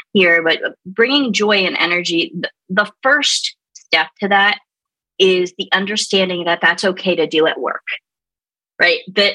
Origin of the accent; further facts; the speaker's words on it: Baltimore, Maryland, United States; now in San Antonio, United States; I'm originally from Baltimore